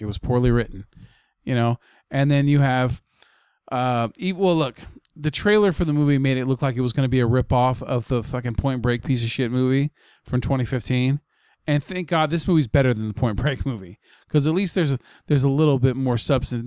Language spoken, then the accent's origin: English; United States; as an American